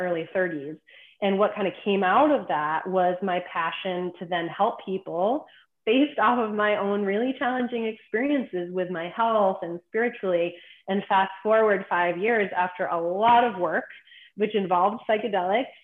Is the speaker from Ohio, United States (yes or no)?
no; Boston, Massachusetts, United States; I'm originally from Boston